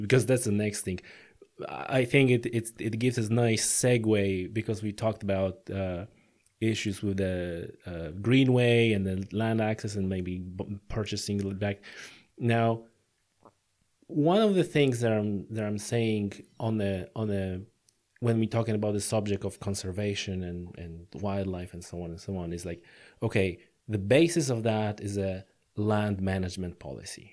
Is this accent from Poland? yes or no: yes; Poland; now in Ireland; I come from Poland